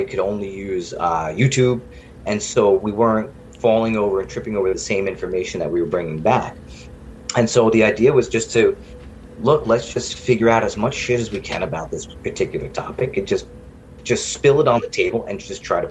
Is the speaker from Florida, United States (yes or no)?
no; Long Island, New York, United States; now in North Carolina, United States; where I grew up in Long Island